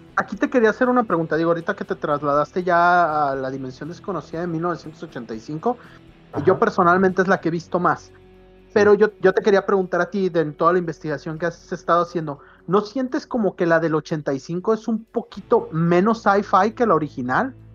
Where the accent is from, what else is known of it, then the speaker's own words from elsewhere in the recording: Guadalajara, Jalisco, Mexico; porque uno es de aquí. Eh, como tapatío